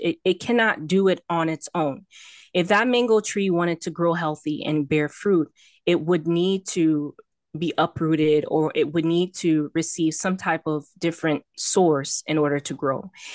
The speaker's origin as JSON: {"language": "English", "town": "Miami", "region": "Florida", "country": "United States", "tie": "born or raised there", "also_born_or_lived": "Texas", "said": "I'm born and raised in Miami, Florida"}